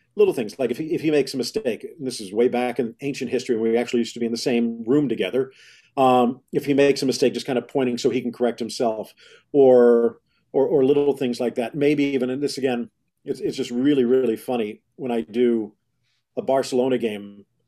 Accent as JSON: {"language": "English", "town": "Miami", "region": "Florida", "country": "United States", "tie": "born or raised there", "also_born_or_lived": "Dallas", "said": "Growing up in Miami back then, there really wasn't that much there"}